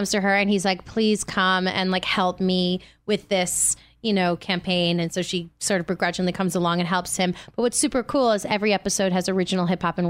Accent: Manhattan, New York, United States; also born or lived in Bronx; Manhattan. I was born in the Bronx and then I worked on Broadway my whole life.

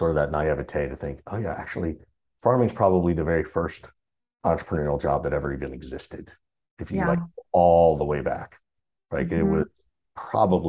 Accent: Macon, Georgia, United States; I grew up in Macon, Georgia.

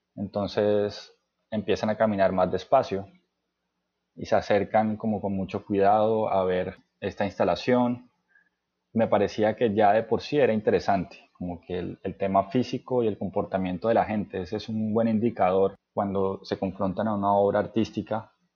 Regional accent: Cartagena, Bolívar, Colombia; moved away as an adult; also born or lived in Cali / France; nací en Cali, y me crié en la ciudad de Cartagena.

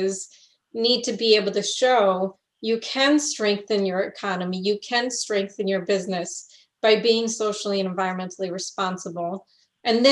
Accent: Connecticut, United States; I grew up in Connecticut, which is a beautiful state

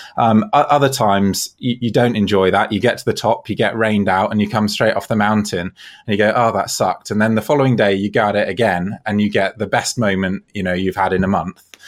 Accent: Devon, South West England, United Kingdom; moved away; I'm actually from Devon in the southwest of England originally

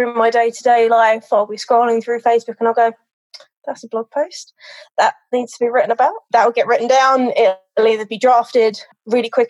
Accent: London, United Kingdom; now in United States; I am a dog trainer now in America. I was originally from London

